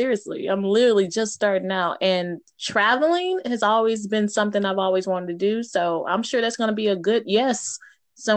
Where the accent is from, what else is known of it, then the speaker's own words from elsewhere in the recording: Houston, Texas, United States; Born and raised Houston, Texas